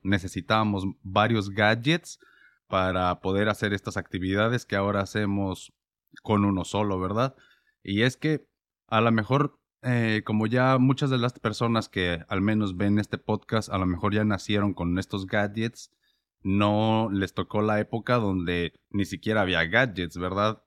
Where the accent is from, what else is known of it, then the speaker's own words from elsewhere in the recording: Mexico; moved away; como yo vivía en México y crecí en México